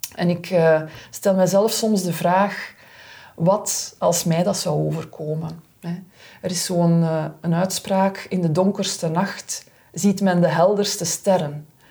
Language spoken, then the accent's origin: Dutch; Aalst, Flanders, Belgium; ik in mijn thuisstad Aalst kunnen beginnen werken